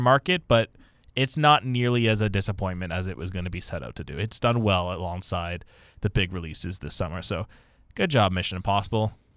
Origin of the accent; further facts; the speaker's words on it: Canada; we're North American and Canadian specifically